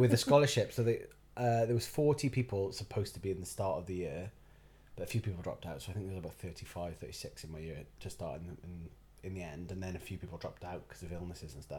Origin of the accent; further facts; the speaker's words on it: Barry, Wales, United Kingdom; I was born in Barry. Um, My mum is from Penarth. My dad is from Barry Island